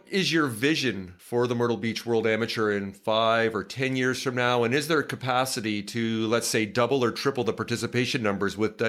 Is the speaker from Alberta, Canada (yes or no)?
no; Toronto, Ontario, Canada; moved away; also born or lived in West Coast; I grew up in Toronto